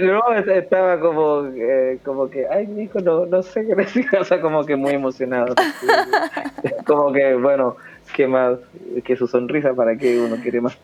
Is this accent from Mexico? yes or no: no; Chile; soy chileno